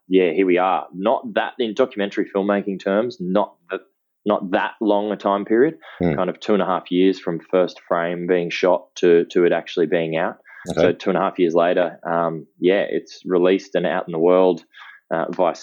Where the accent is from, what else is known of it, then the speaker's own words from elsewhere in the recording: Brisbane, Queensland, Australia; I grew up in Queensland, in Brisbane, so not on the beach